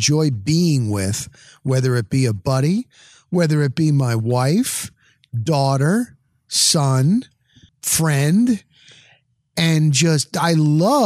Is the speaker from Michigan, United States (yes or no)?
no; Dover, New Jersey, United States; moved away as an adult; now in Florida, United States; I grew up in New Jersey.